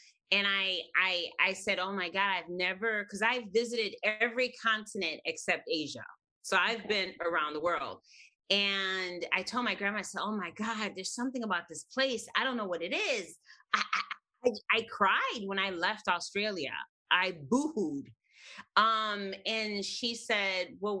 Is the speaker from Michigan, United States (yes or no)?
no; Chicago, Illinois, United States; I was raised on the northwest side of Chicago. And I've always lived in Chicago